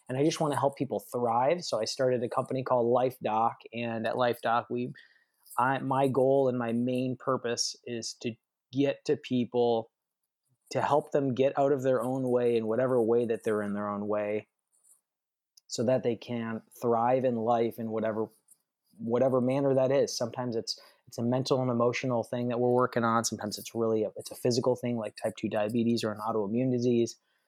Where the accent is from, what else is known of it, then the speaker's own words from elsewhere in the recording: Minnesota, United States; also born or lived in Michigan / Arizona; I was born in Michigan. We moved to Minnesota. We moved to Arizona, and then I lived in Minnesota for a stint in like really formative years of my life, 5 years. We lived on my dad's family farm where he grew up. It was a dairy farm in Minnesota.